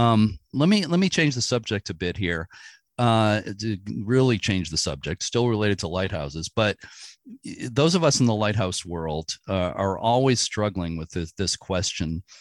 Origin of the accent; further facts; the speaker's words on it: Boston, Massachusetts, United States; I grew up in the Boston area